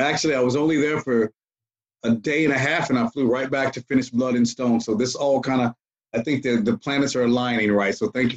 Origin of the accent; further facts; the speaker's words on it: Atlanta, Georgia, United States; we're all from Atlanta.